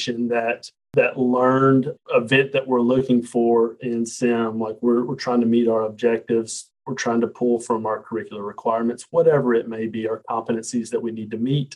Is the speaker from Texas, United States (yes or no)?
no; Montgomery, Alabama, United States; also born or lived in Birmingham, Alabama / Martin, Tennessee; I'm from Montgomery, Alabama